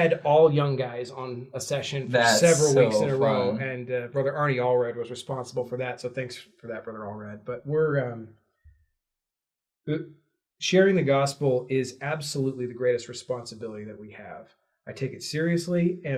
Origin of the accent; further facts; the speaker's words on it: the South, United States; Growing up in the South was not an easy thing. You're told regularly, you're going to hell.